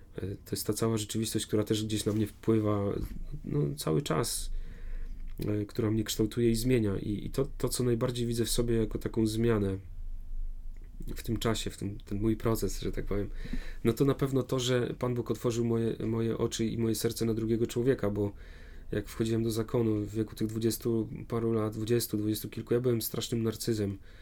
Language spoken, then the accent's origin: Polish; Warmian-Masurian Voivodeship, Poland; moved away; pochodzę z Mazur